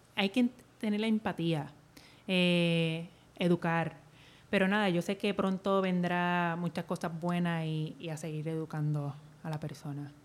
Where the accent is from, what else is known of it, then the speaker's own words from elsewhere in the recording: Naranjito, Puerto Rico; Yo me crié en Naranjito